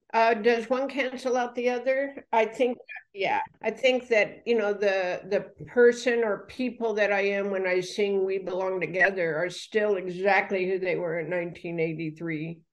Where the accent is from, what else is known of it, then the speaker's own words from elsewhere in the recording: United States; I'm American.